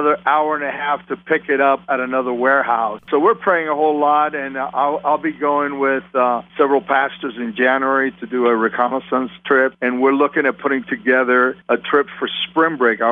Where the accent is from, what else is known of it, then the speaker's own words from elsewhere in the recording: San Juan, Puerto Rico; now in Oklahoma, United States; I was born and raised in San Juan, Puerto Rico, capital city